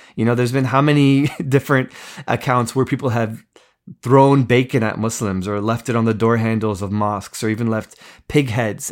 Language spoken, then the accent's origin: English; East Coast, United States; I grew up in America, grew up on the East Coast